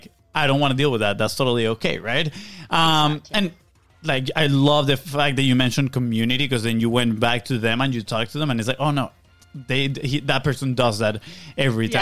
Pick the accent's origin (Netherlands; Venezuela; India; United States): Venezuela; moved away; we come from Venezuela.